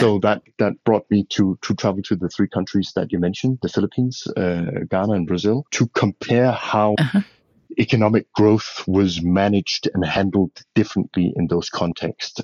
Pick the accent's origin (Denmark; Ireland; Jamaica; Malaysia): Denmark; western Denmark; moved away as an adult; also born or lived in Tanzania / Mozambique; now in Ethiopia; I'm a Dane. I'm, I, I come from Denmark, the small Scandinavian country. Grew up in a fairly uh, rural, remote part of Western Denmark and left there uh, at the age of 28